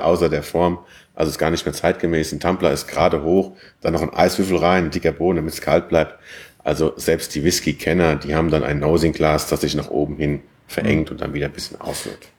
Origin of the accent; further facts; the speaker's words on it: Westerwald, Germany; moved away as an adult; also born or lived in Hohenheim / Weimar an der Lahn; ich komme ja gebürtig aus dem Westerwald